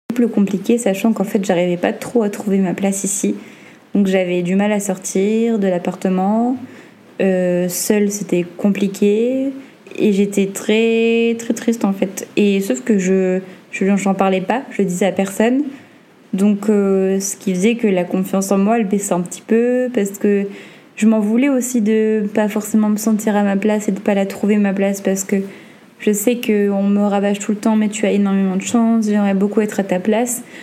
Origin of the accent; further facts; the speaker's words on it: the North, Hauts-de-France, France; moved away as an adult; now in Martinique, France; comme on dit chez nous dans le Nord